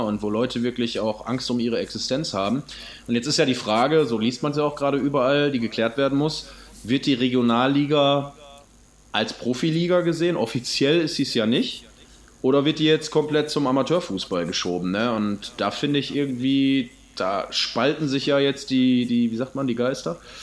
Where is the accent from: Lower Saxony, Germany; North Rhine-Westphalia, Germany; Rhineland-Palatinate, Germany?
North Rhine-Westphalia, Germany; Essen; gebürtiger Essener